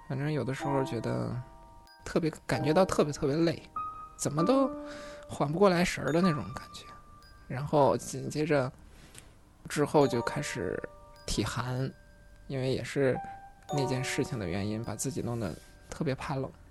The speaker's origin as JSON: {"language": "Chinese", "town": "Baoqing", "region": "Heilongjiang", "country": "China", "tie": "born or raised there", "moved": "yes", "lives_now": "Hangzhou, China", "said": "来自黑龙江。 在双鸭山市下面有个宝清县，宝清县下面还有个农场，现在算是一个县级农场，蛮大的。我父母也是在这边长大的。那个时候儿，他们也都是在忙着赚钱，工作，所以有很长一段时间，我是在我的外公外婆家长大的"}